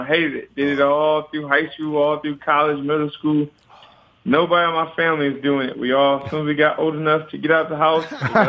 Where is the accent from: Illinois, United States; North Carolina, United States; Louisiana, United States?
Illinois, United States; I'm a country boy. I'm from Illinois on the farm